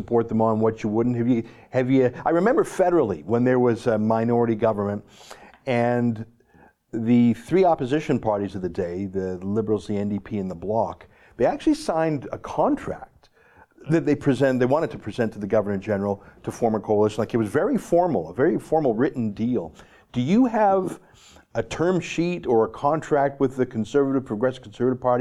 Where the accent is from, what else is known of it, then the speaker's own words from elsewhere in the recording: Alberta, Canada; as an Alberta boy, I mean, I've grown up around oil and gas